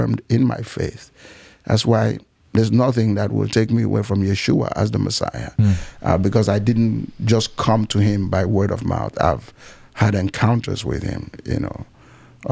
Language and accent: English; Nigeria; also born or lived in Cameroon; I was raised in Nigeria. I was raised partly in Nigeria, partly in Cameroon